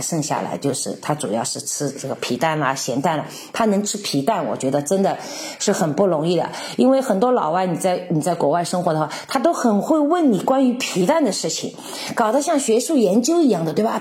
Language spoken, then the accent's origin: Chinese; Shanghai, China; also born or lived in Czech Republic; 我们上海人以前不叫煎饼果子， 叫包脚布